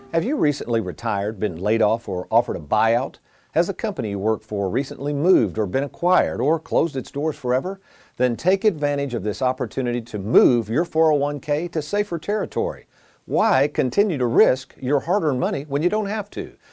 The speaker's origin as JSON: {"language": "English", "town": "Lexington", "country": "United States", "tie": "born or raised there", "said": "growing up in Lexington, folks, I was raised by an entertaining family"}